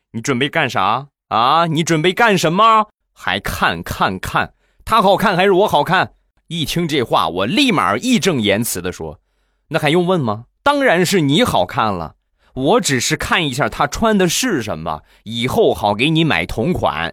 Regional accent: Rizhao, Shandong, China; 我们家乡的特产，日照绿茶

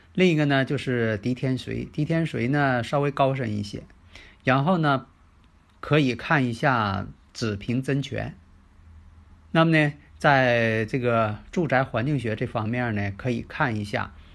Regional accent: Northeast China, China; accent: Northeastern-style Mandarin; 因为我这个口音呢，是东北市的这个普通话

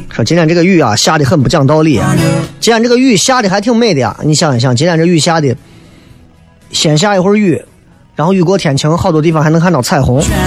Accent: Xi'an, Shaanxi, China; accent: Xi'an dialect; 西安人嘛，就听一些西安自己的这种方言脱口秀的东西

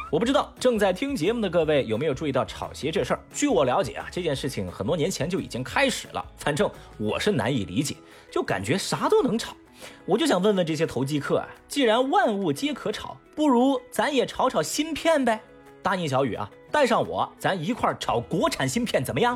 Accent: Chengdu, Sichuan, China; 按照我们成都人的说法呀

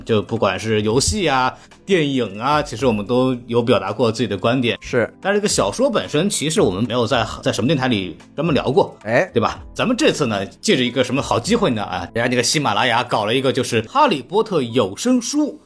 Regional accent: Shanghai, China; 因为我是一个上海人，我从小不是听相声长大的

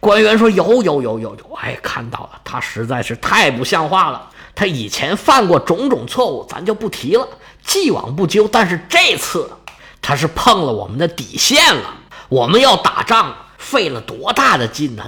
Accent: China; 我们中国人

